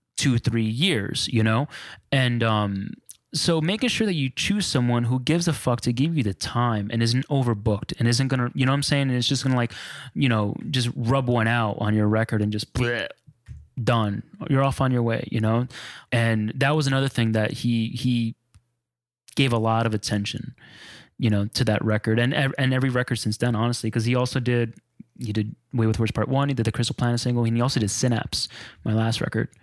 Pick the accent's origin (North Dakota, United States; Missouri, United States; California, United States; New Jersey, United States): New Jersey, United States; I grew up on Spanish music and house and freestyle, you know, um, Jersey bred